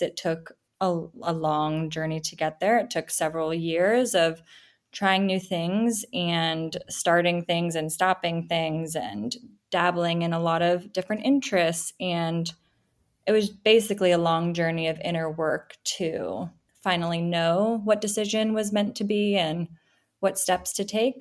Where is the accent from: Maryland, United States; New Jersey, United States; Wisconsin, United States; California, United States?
California, United States; Silicon Valley; I grew up in the Silicon Valley